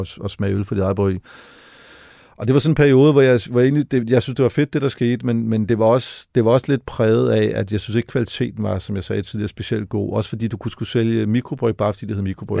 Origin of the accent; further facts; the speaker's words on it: Denmark; hjemme i Danmark